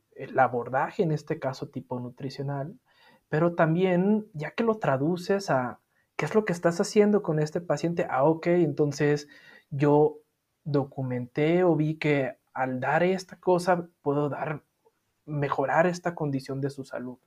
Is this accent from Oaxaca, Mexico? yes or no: no; Sinaloa, Mexico; mi ciudad, yo soy sinaloense